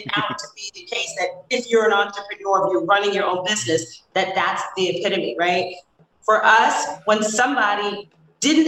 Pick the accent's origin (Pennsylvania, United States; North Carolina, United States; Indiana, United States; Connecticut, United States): Connecticut, United States; New Haven; also born or lived in Brooklyn, New York; I grew up here in New Haven. I'm Brooklyn born, New Haven raised